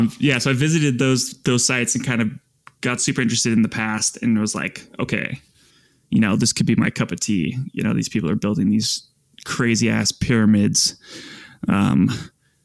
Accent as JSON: {"language": "English", "town": "Bailey", "region": "Colorado", "country": "United States", "tie": "born or raised there", "also_born_or_lived": "Washington", "said": "So I was born in Washington, the state, and then moved to Bailey, Colorado when I was super young"}